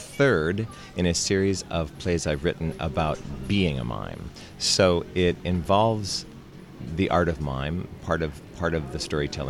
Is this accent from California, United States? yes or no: no; Montana, United States; I am from Montana, which is in the Wild West